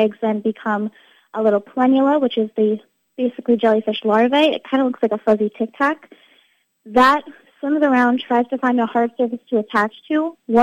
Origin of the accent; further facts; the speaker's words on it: Ocean County, New Jersey, United States; I grew up in Ocean County, living and visiting Barnegat Bay, the ocean, the beach, all the time